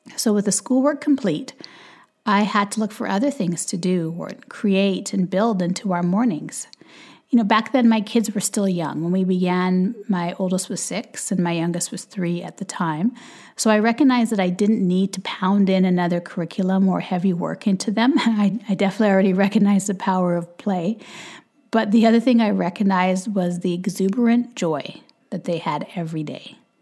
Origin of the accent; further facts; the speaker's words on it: Canada; also born or lived in Jamaica; we live in Canada, we're Canadian